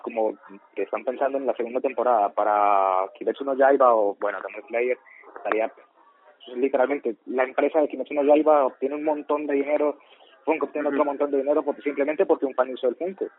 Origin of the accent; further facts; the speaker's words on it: Colombia; Somos colombianos de ultraderecha